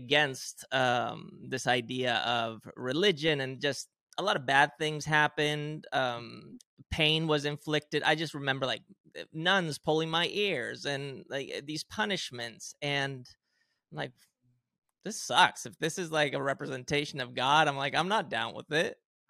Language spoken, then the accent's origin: English; Spain; have Swedish parents, non-religious, if anything, Protestant, maybe something like that. And then I grew up in Spain, heavily Christian, Catholic specifically. I went to Catholic school, you know, wore the uniform, did the whole thing.